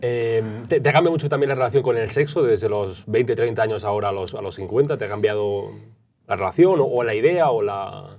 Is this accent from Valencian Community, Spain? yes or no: no; Granada, Andalusia, Spain; now in Madrid, Spain; yo soy andaluz, yo soy de Granada y no volvería a vivir en Granada